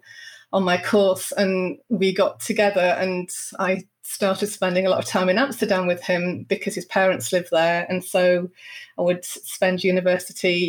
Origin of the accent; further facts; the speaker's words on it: Bradford, Yorkshire and the Humber, United Kingdom; moved away as an adult; also born or lived in Barnsley; now in Luxembourg; I was born in Barnsley and I grew up in a working class family in Bradford